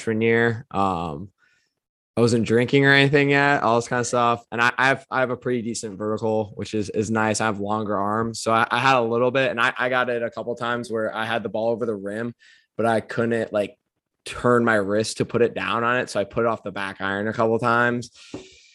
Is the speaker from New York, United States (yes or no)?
no; Cedar Falls, Iowa, United States; I grew up in Cedar Falls, Iowa